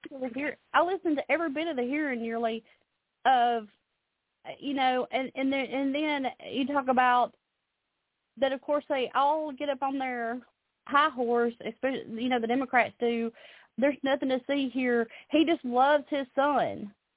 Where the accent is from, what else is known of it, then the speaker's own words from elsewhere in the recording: Alabama, United States; now in Nashville, United States; I'm originally from Alabama, but I live here in the Nashville area now